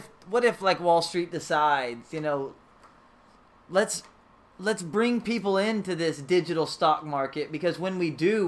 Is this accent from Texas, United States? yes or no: yes; Texas, United States; we are from Texas